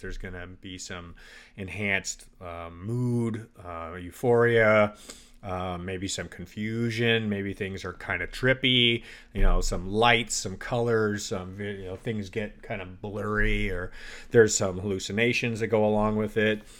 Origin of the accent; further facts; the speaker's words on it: Canada; moved away; I grew up in Canada